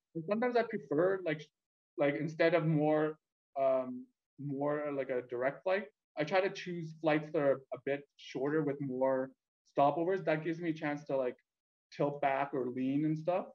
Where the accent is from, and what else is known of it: Calgary, Alberta, Canada; born or raised there; also born or lived in Vietnam / Edmonton, Canada